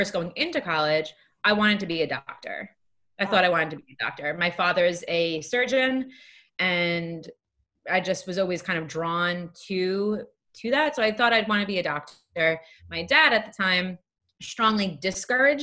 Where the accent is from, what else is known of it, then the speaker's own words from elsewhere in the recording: Long Island, New York, United States; accent: Long Island; moved away as an adult; also born or lived in Lehigh University, Pennsylvania; now in New York City, United States; I originally grew up on Long Island. So if you haven't heard it yet in my voice, you will at some point. The Long Island will come out.